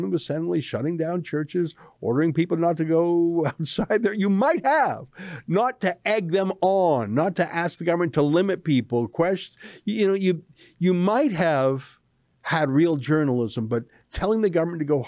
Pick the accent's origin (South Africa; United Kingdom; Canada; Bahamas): Canada; Alberta; moved away; I'm born and raised in Alberta, and I've always sort of considered myself an Albertan at heart